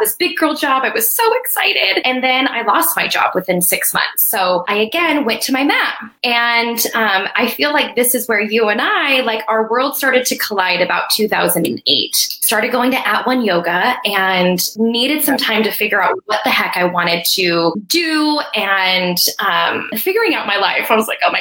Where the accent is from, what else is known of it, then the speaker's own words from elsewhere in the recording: Colorado, United States; moved away as an adult; also born or lived in Arizona; I'm from Colorado and came to school at ASU